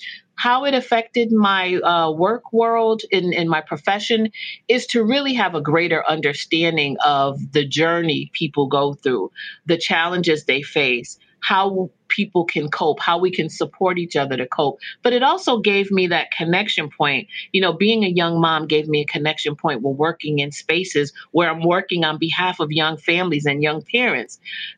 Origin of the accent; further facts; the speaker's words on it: London, United Kingdom; born there; I was born in London, England.